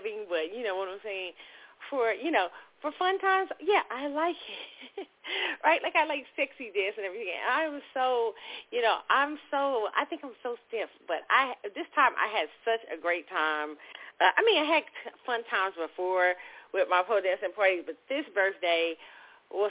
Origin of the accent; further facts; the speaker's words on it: Kansas City, United States; moved away; my hometown, Kansas City